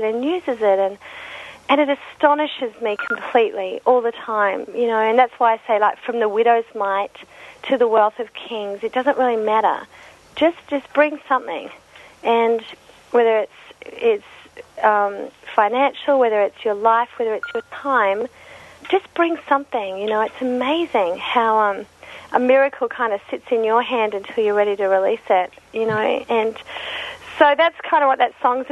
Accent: Australia; being an Aussie

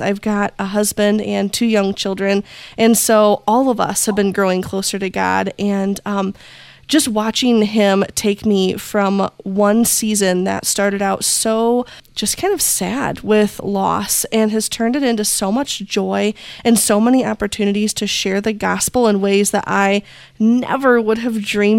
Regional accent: Indiana, United States; I am from Indiana in the U.S. We are in the heart of Amish country, so things are just a little bit slower here. And I've been born and raised here

